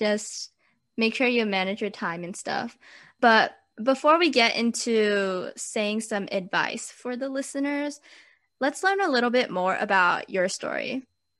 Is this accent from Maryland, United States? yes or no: no; Southern California, United States; I'm also from Southern California